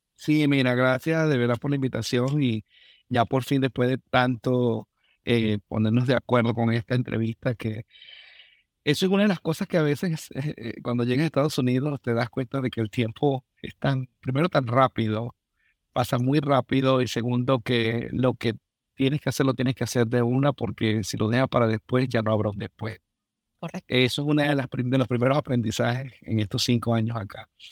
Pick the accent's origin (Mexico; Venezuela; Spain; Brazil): Venezuela; moved away as an adult; now in Minnesota, United States; soy un venezolano